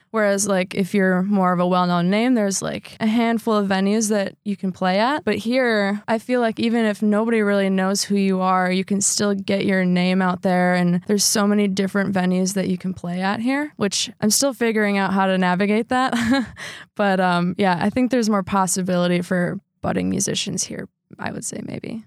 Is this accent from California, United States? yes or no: no; Sheboygan Falls, Wisconsin, United States; I grew up in Sheboygan Falls, Wisconsin